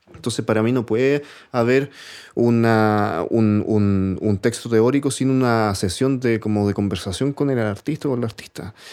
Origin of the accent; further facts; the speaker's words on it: Santiago, Santiago Metropolitan Region, Chile; yo vivía en el, 12 de Gran Avenida